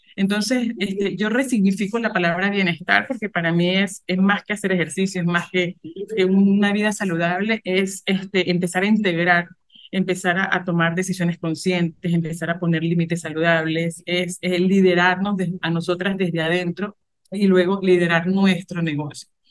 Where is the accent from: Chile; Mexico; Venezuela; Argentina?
Venezuela; moved away as an adult; also born or lived in Colombia; now in Cuenca, Ecuador; soy venezolana, emigré en el 2018, estuve cuatro, meses, cuatro años en Colombia y ya desde junio del año pasado estoy acá. estoy acá en Cuenca, Ecuador.